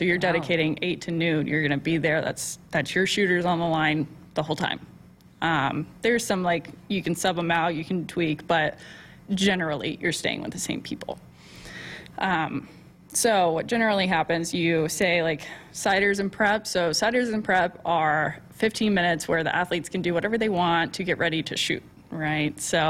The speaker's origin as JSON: {"language": "English", "region": "Texas", "country": "United States", "said": "You know, I'm from Texas, so."}